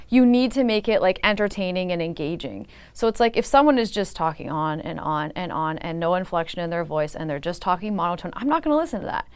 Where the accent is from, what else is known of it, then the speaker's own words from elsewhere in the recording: Niagara, Ontario, Canada; I'm from Niagara